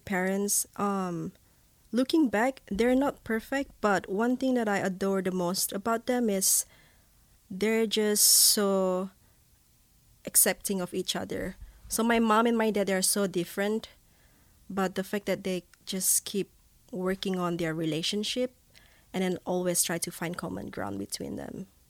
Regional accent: Borneo, Malaysia; first language Bidayuh; English is a second language; moved away as an adult; also born or lived in Manchester, England; now in Laie, United States; I'm from Malaysia

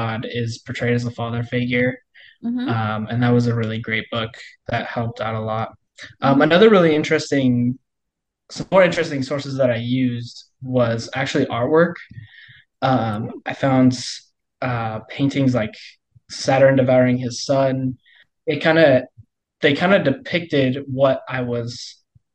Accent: Colorado, United States; moved away as an adult; now in Kansas, United States; I'm from Colorado

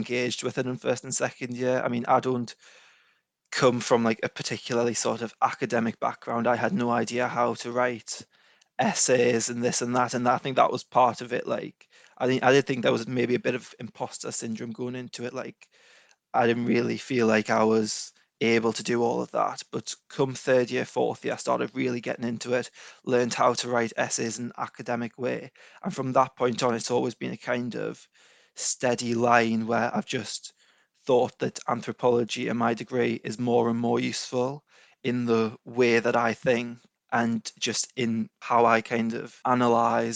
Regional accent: Newcastle upon Tyne, North East England, United Kingdom; also born or lived in Edinburgh; I'm from Newcastle, just north of Newcastle

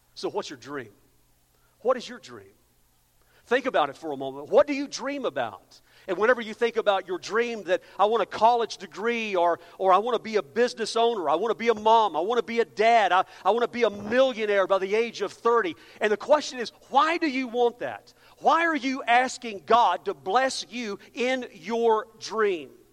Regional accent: Amarillo, Texas, United States; moved away; I'm from El, uh, Amarillo, so I feel like I've just come back home

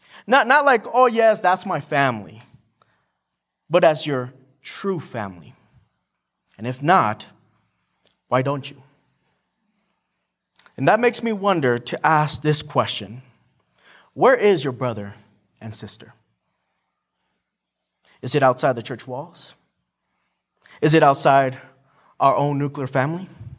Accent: Morelia, Michoacán, Mexico; also born or lived in San Diego, United States; I was born in San Diego, raised in Mexico, specifically in Morelia, Michoacan, which is really down south in Mexico. And I have a lot of family there.

